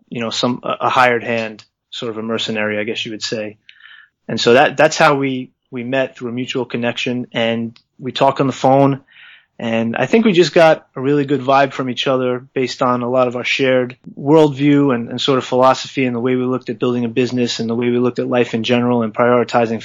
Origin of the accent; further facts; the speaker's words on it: New York, United States; as a New Yorker